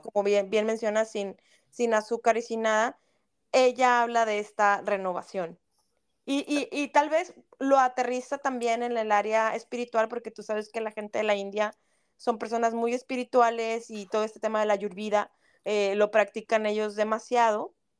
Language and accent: Spanish; Mexico; como mexicanos